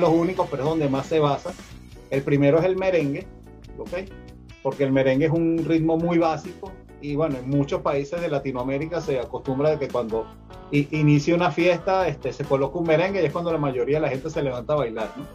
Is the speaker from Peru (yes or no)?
no; Caracas, Capital District, Venezuela; moved away as an adult; now in Mexico City, Mexico; oriundo de Caracas, Venezuela y actualmente habito en, la, en este hermoso país que es como lo es México, mi segunda patria, en la Ciudad de México.